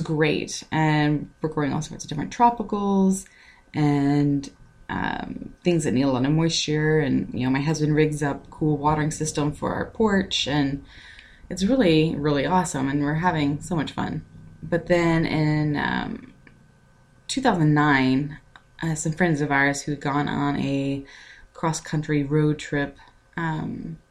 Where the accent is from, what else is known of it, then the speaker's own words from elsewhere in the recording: Texas, United States; moved away as an adult; now in Florida, United States; I moved from Texas, where I, you know, born and raised